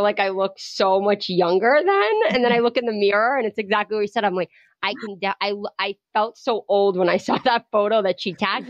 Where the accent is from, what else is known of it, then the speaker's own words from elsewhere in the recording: Rhode Island, United States; we grew up in Rhode Island